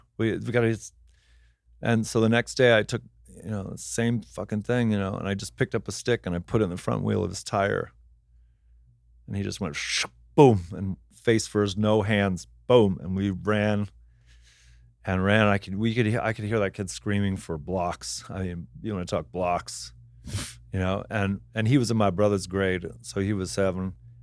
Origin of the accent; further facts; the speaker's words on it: Palm Desert, California, United States; because I grew up in Palm Desert, where there's like only 5 people born there every year, but hundreds of people die every year, surrounded by old people.